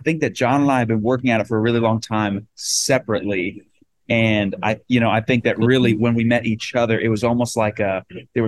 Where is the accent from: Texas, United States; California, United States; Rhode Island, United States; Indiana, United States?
Rhode Island, United States; moved away as an adult; now in Nashville, United States; I'm from Rhode Island, which is the small state in America originally